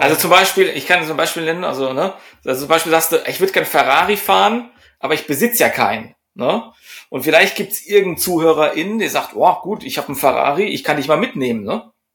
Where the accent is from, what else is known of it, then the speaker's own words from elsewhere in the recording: Germany; bei uns in Deutschland